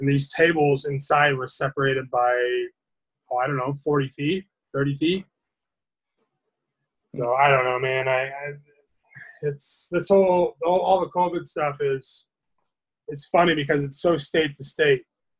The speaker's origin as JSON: {"language": "English", "town": "Seattle", "region": "Washington", "country": "United States", "tie": "born or raised there", "said": "I was born and raised in Seattle, man."}